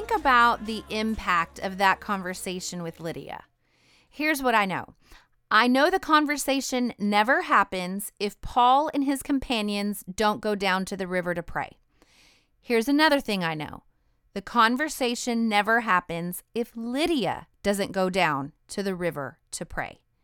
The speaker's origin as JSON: {"language": "English", "region": "Idaho", "country": "United States", "said": "I'm from Idaho"}